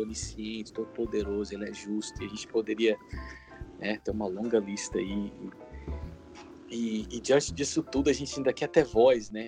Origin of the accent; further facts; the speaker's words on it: Goiânia, Goiás, Brazil; moved away as an adult; also born or lived in Chicago; now in United States; Eu nasci em Goiânia